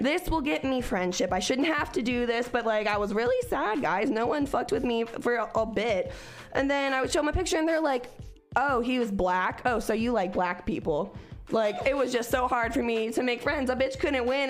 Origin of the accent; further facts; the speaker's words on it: Cincinnati, Ohio, United States; moved away; also born or lived in Oklahoma; I was from Cincinnati where bitches had like mohawks that were rainbow colored